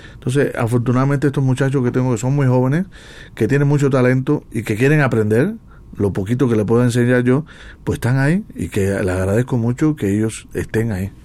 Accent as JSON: {"language": "Spanish", "country": "Cuba", "moved": "yes", "lives_now": "Mexico", "said": "en mi tierra no fui profeta"}